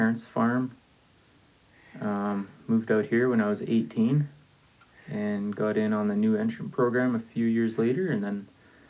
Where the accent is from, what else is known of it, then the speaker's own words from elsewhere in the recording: Chilliwack, British Columbia, Canada; moved away as an adult; Oh, I was born in Chilliwack